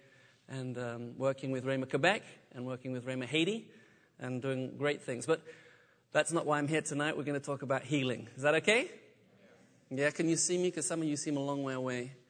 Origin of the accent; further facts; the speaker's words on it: United Kingdom; moved away as an adult; also born or lived in south of France; now in France; I'm British. Forgive me for my accent